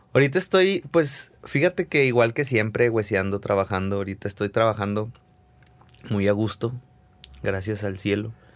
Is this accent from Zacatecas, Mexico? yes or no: yes; Zacatecas, Mexico; moved away as an adult; now in Guadalajara, Mexico; Nacido y criado en Zacatecas